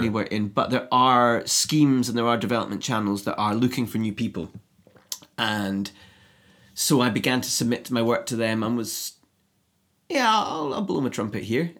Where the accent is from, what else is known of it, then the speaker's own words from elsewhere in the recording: Edinburgh, Scotland, United Kingdom; I grew up in Edinburgh